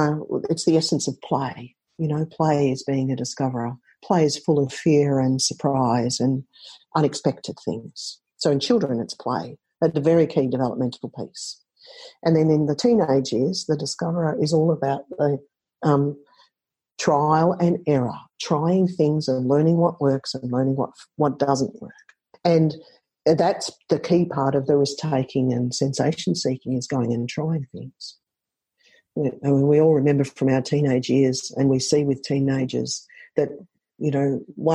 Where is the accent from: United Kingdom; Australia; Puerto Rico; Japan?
Australia; I often ask them to listen to … because I'm Australian.